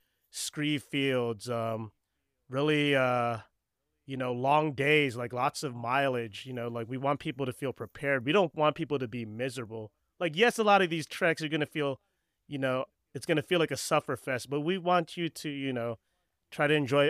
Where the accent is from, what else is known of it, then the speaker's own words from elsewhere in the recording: East Coast, United States; I'm actually from the East Coast too.